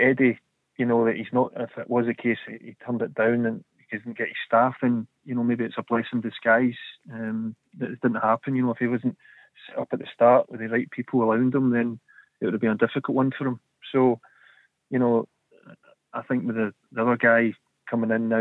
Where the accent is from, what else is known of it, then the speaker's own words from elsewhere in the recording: Scot, Scotland, United Kingdom; now in England; as a Scot